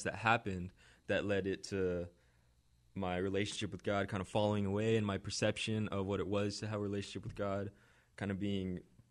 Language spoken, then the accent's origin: English; California, United States; I grew up in Orange County, California.